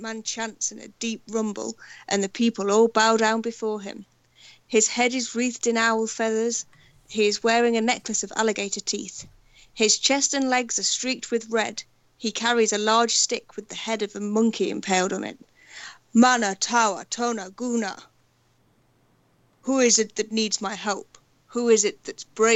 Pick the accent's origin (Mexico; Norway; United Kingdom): United Kingdom; I'm British